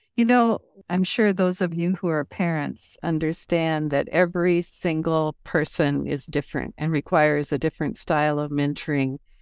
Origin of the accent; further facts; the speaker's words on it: Lincoln, Nebraska, United States; moved away as an adult; also born or lived in Britain; I'm a kid from Nebraska, born and raised in Lincoln